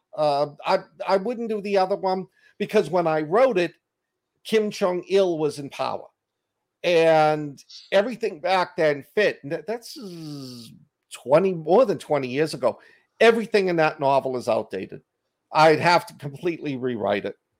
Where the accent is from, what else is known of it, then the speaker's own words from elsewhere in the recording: Boston, Massachusetts, United States; accent: Boston; my Boston accent